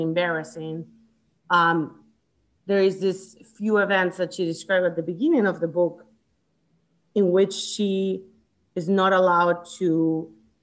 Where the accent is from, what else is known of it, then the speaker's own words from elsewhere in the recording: Chile; also born or lived in United States; now in Atlanta, United States; I grew up I was born in the States. I grew up in Chile most of my life